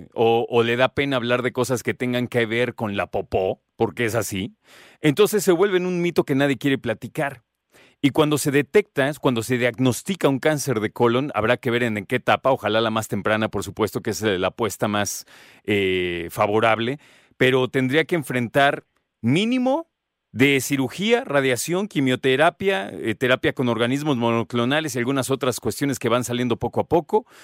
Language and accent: Spanish; Mexico; como mexicanos